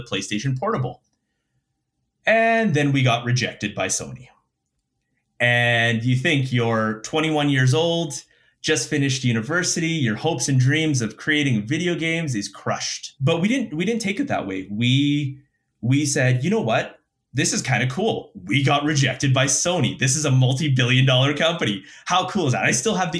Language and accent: English; Winnipeg, Manitoba, Canada; moved away as an adult; also born or lived in Calgary; born and raised in Winnipeg.